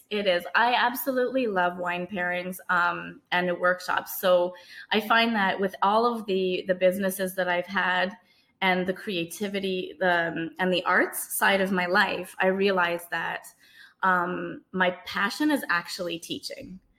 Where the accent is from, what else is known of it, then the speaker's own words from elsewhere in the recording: Canada; I was born in Canada, but my parents are from Trinidad and Tobago